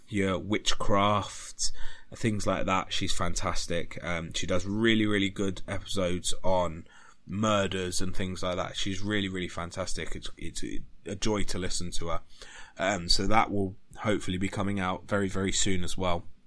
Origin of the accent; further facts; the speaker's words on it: United Kingdom; being British